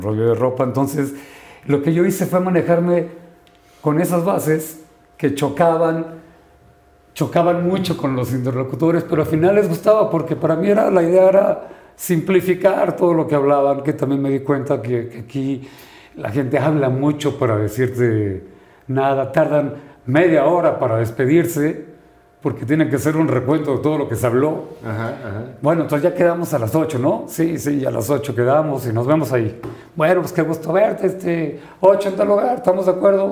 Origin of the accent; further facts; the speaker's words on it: Sinaloa, Mexico; vengo de Sinaloa